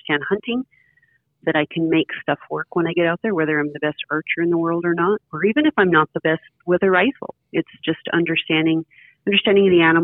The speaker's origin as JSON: {"language": "English", "area": "north of Elko", "region": "Nevada", "country": "United States", "tie": "born or raised there", "also_born_or_lived": "Antelope, Oregon", "moved": "yes", "lives_now": "Oregon, United States", "said": "Just north of Elko, Nevada"}